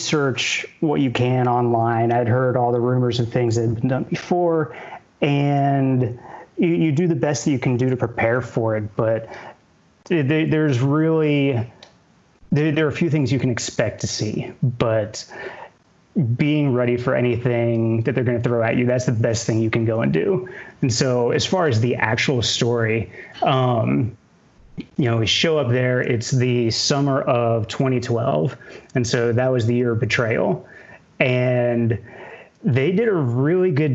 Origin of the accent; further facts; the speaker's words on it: Cary, North Carolina, United States; moved away as an adult; now in California, United States; originally from Cary, North Carolina, born and raised there